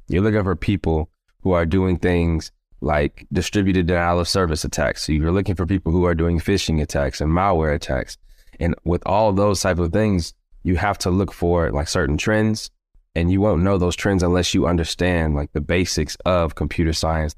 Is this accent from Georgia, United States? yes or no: yes; Stone Mountain, Georgia, United States; born and raised in Georgia, Stone Mountain, Georgia, to be exact